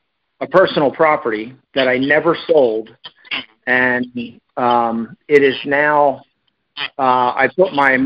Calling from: Winter Haven, Florida, United States; Florida, Winter Haven, Florida.

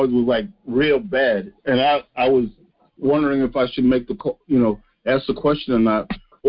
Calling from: New York, United States; I'm calling from New York.

